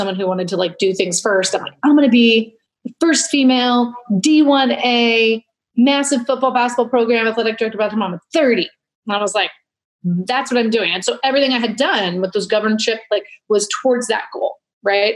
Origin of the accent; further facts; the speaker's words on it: Portland, Oregon, United States; I'm from Portland, Oregon, we weren't the outdoorsy family